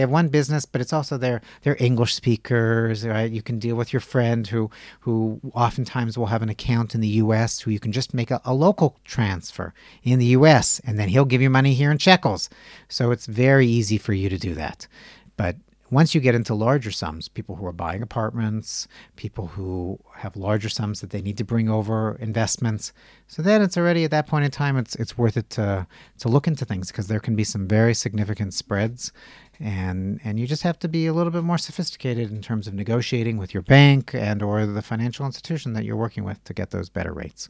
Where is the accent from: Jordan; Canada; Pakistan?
Canada; now in Israel; I'm Canadian